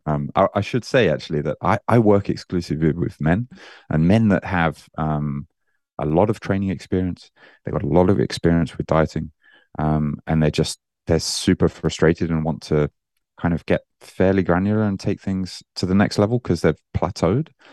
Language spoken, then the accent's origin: English; Birmingham, West Midlands, United Kingdom; moved away as an adult; now in Japan; I'm originally, you, you might, uh, hear that I don't sound very Japanese. Uh, I'm from Birmingham in the U K